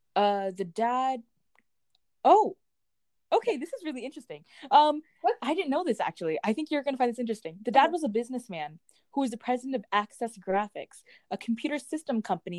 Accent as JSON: {"language": "English", "region": "Colorado", "country": "United States", "said": "Do people know that we're from Colorado?"}